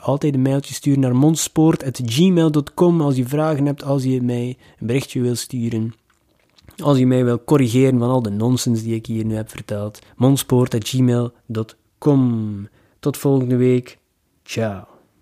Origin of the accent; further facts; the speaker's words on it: Ostend, Flanders, Belgium; ik ben van Oostende, van de zee